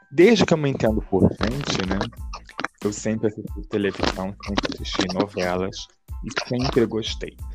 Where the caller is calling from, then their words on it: Rio de Janeiro, Brazil; Eu falo do Rio de Janeiro.